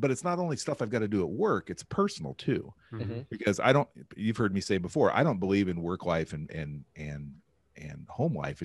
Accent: Pendleton, United States; that was my Boy Scout troop growing up in Pendleton.

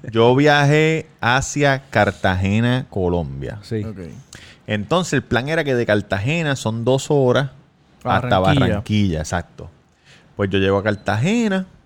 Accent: Puerto Rico; no, yo soy de Puerto Rico.

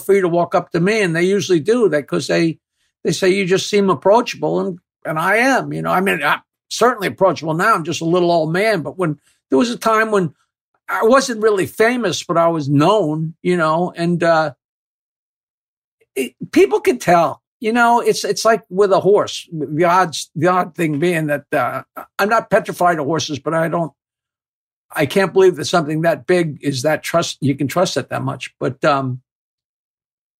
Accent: Bayville, New York, United States; my grandfather built the house I live in, and my father and mother lived downstairs

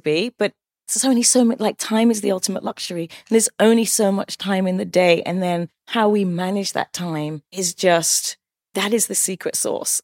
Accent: West Sussex, South East England, United Kingdom; moved away as an adult; also born or lived in Cheshire / London; now in New York, United States; from England. I was born in Cheshire, raised in West Sussex

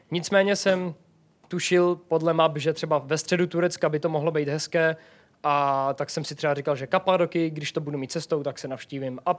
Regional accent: Czechia; Am Češko, no imigrant, protože v Bosně se mi stalo, to už bylo po 24-denní cestě po Balkáně, takže už jsem byl hodně osmahlý a v Bosně si o mě prostě mysleli, že jsem imigrant.

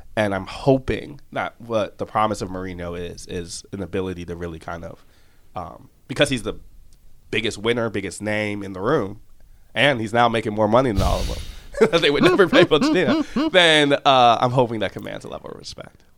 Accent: outside Chicago, Illinois, United States; I'm from outside Chicago in the suburbs

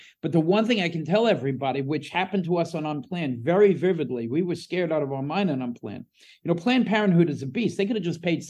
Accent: New Jersey, United States; Yeah, I'm from Jersey

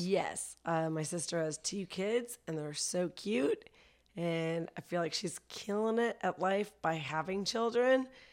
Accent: Vancouver, British Columbia, Canada; also born or lived in Toronto / Ottawa; now in Los Angeles, United States; before that, I lived in Toronto, and I'm from Vancouver, but I studied comedy in Ottawa

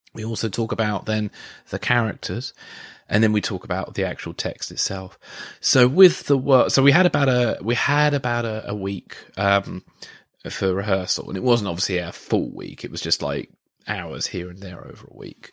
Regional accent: Guildford, South East England, United Kingdom; when I was living in Guildford, um, and I did some f- freelance film work. Um, at the Surrey University

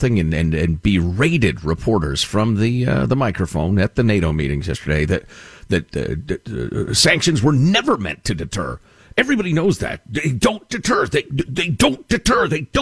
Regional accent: United States; As an American

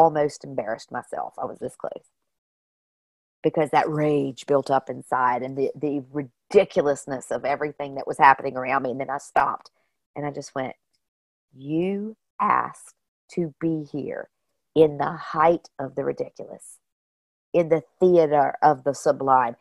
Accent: Martinsville, Virginia, United States; moved away as an adult; also born or lived in Charleston; I come from Martinsville, Virginia, and we have a NASCAR track there

